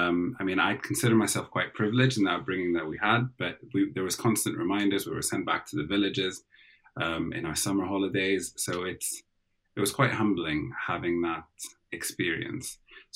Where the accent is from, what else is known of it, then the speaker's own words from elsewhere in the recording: Saudi Arabia; born there; Well, technically, I was born in Saudi Arabia, right across the sea from Sudan. But we spent a lot of time jumping over and crossing borders back to Sudan.